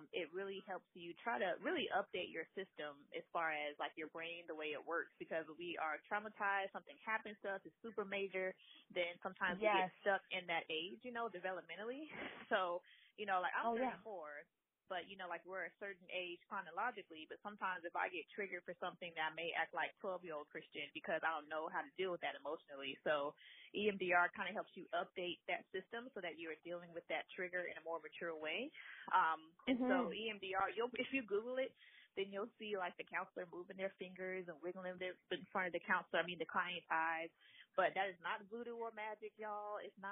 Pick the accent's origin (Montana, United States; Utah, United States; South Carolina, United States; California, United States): South Carolina, United States; I am from South Carolina. I was raised here.